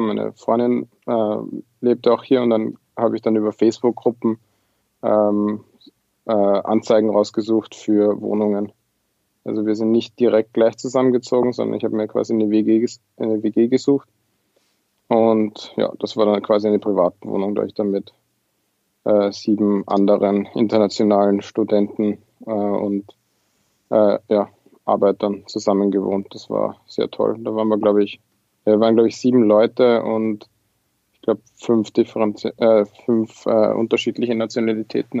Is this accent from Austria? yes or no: yes; Lower Austria, Austria; moved away as an adult; also born or lived in Vienna; now in Trondheim, Norway; Ja, ich bin aus Österreich. Äh, ich habe sechs Jahre in Wien studiert und gelebt, äh, bin aber ursprünglich äh, nicht aus Wien, sondern aus Niederösterreich